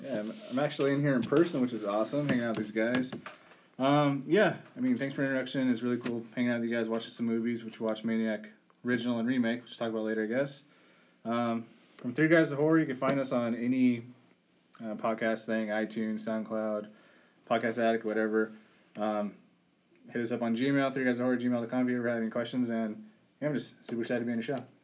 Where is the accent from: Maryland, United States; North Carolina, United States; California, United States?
California, United States; I'm from California